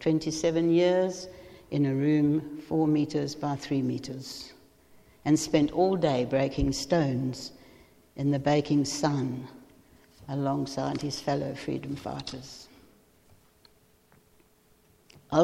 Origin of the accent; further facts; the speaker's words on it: South Africa; moved away as an adult; now in England, United Kingdom; I like to think that after 42 years here, I am English. But yes, South Africa is where my origins are.